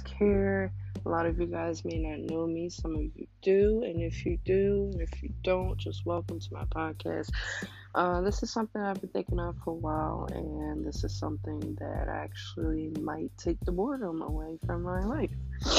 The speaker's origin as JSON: {"language": "English", "town": "Philadelphia", "region": "Pennsylvania", "country": "United States", "said": "24 years old, I am a bartender, I'm from Philadelphia, PA."}